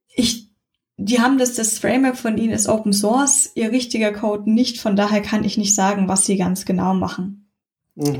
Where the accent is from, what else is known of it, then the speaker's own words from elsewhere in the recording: Munich, Bavaria, Germany; bin aus München